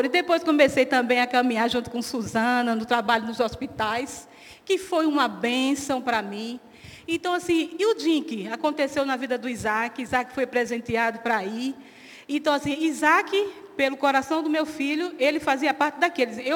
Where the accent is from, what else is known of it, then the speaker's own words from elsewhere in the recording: Northeast Region, Brazil; e eu gosto de falar, e como boa nordestina, gosto de falar muito e sorrir.